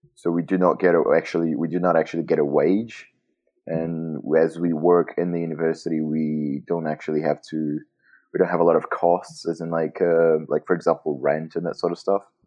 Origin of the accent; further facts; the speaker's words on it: Montes Claros, Minas Gerais, Brazil; English is a second language; I am from Montes Claros, and that's where I am right now.